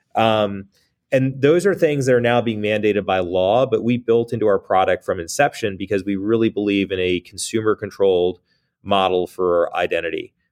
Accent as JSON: {"language": "English", "country": "United States", "said": "as an American"}